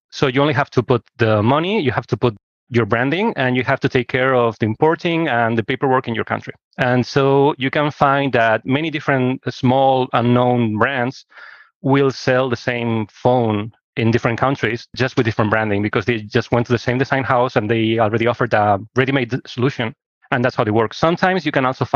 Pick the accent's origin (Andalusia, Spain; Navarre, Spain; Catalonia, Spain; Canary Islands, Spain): Catalonia, Spain; Barcelona; I'm from Barcelona, Spain, and I studied here